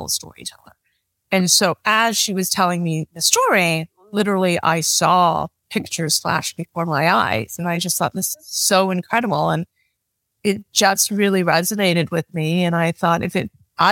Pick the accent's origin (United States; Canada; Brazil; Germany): Canada; moved away; I'm Chinese Canadian.